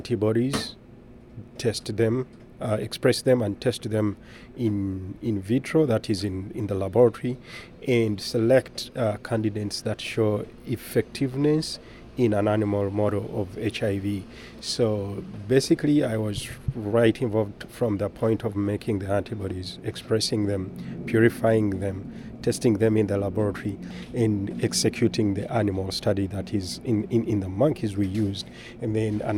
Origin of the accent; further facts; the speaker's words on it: Uganda; moved away; I am originally from Uganda in East of Africa and Sub-Saharan Africa